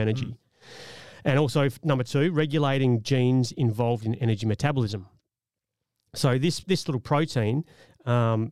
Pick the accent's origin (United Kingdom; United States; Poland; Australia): Australia; We're from Australia.